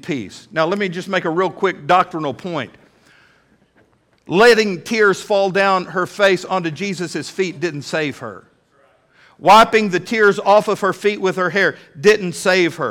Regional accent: United States; I am an American

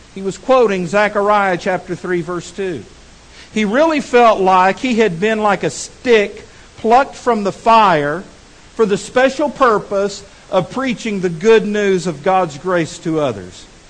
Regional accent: Texas, United States; now in Fort Smith, United States; I'm a Texan

